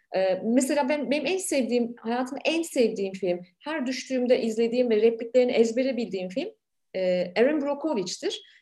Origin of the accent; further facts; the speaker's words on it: Ankara, Turkey; moved away as an adult; now in Canada; benim büyüdüğüm Ankara'da büyüdüm